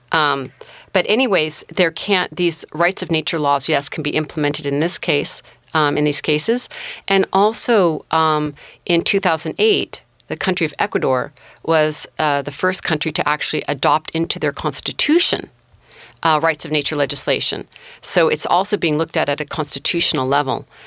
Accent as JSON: {"language": "English", "area": "Mendocino County", "region": "California", "country": "United States", "tie": "born or raised there", "also_born_or_lived": "Humboldt County, California", "said": "I grew up in Mendocino County and also Humboldt County"}